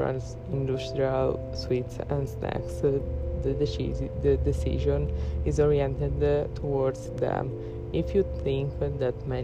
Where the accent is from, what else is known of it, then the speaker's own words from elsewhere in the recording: Italy; I'm from Italy, I'm Italian